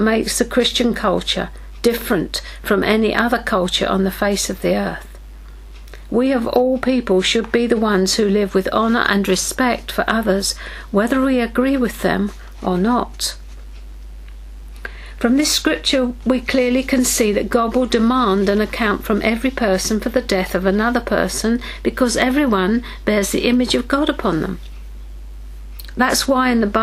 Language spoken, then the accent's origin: English; United Kingdom; we in Britain